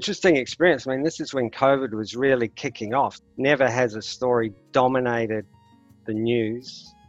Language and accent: English; Sydney, New South Wales, Australia; I'm a guitar player from Sydney, Australia